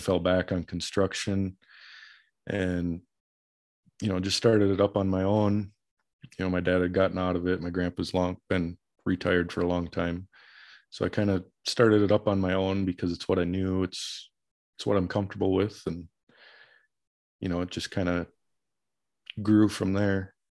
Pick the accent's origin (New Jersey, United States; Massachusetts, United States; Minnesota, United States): Minnesota, United States; Minneapolis; moved away as an adult; growing up in the Minneapolis metro area